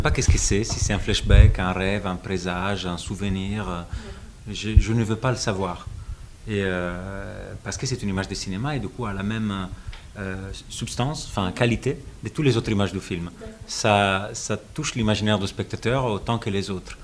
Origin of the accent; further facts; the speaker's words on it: Italy; French is a second language; moved away; je suis italien